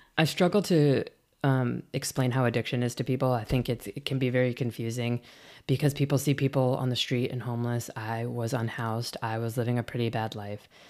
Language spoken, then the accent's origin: English; Midwest, United States; also born or lived in Illinois; now in San Francisco Bay Area, United States; I'm from the Midwest